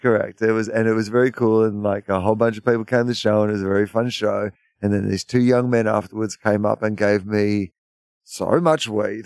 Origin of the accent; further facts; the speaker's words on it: Australia; as an Australian